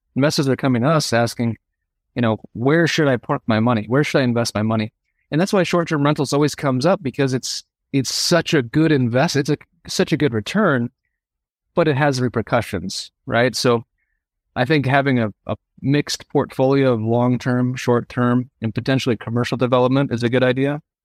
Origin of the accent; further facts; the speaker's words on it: Sedona, Arizona, United States; I grew up in Sedona